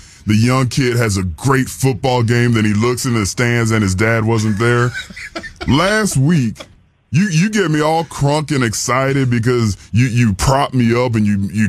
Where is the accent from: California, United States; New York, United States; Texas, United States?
Texas, United States; San Antonio; my hometown of San Antonio, Texas.